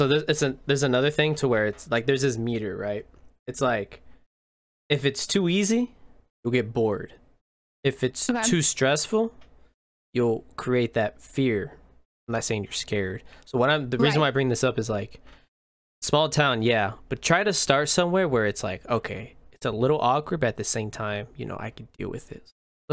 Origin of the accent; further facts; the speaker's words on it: Indiana, United States; moved away as an adult; now in Austin, United States; I'm from Indiana, small and freaking Indiana cornfield.